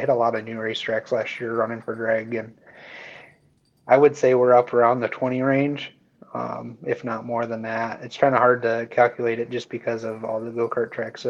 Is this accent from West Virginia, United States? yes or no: no; Coldwater, Michigan, United States; moved away as an adult; now in Angola, United States; I grew up in Coldwater, and I currently live in Angola, Indiana